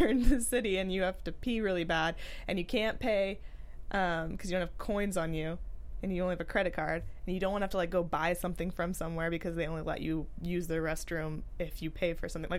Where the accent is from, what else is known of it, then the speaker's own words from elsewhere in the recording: San Francisco, California, United States; growing up in San Francisco